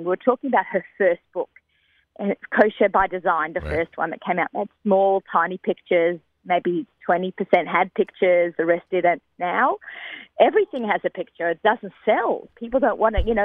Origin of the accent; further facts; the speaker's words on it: Australia; I'm Australian